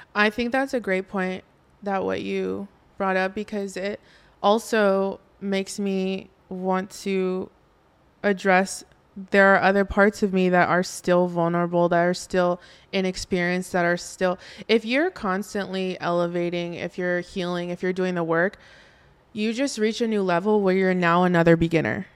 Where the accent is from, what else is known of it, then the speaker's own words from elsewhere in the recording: Oxnard, California, United States; I grew up in Oxnard, California